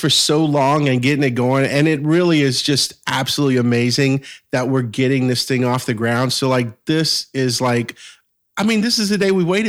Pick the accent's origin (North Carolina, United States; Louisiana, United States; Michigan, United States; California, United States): Louisiana, United States; South Louisiana. So 60 miles southwest of New Orleans.